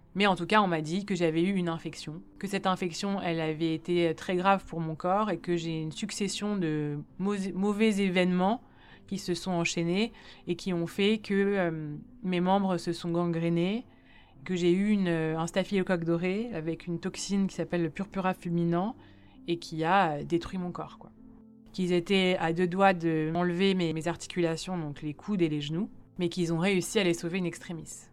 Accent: Paris, Île-de-France, France; also born or lived in Lausanne, Switzerland; J'ai grandi à Paris dans le 17e arrondissement où j'ai fait toute ma scolarité

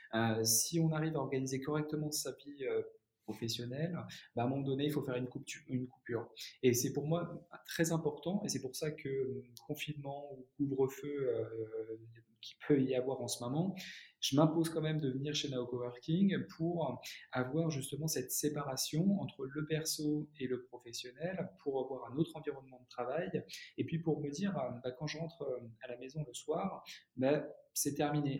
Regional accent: Reims, Grand Est, France; moved away as an adult; also born or lived in United States; now in Paris, France; je suis rémois euh, à la base

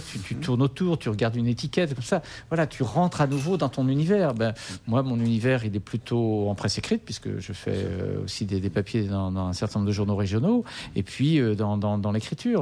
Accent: Nantes, Pays de la Loire, France; also born or lived in Languedoc; je suis né à Nantes et j'étais bercé au muscadet au gros plan

